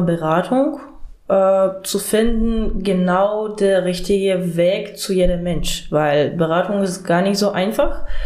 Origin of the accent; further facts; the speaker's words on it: Ukraine; German is a second language; moved away as an adult; also born or lived in Mecklenburg-Vorpommern, Germany; now in Germany; Ich bin aus der Ukraine und hierher geflüchtet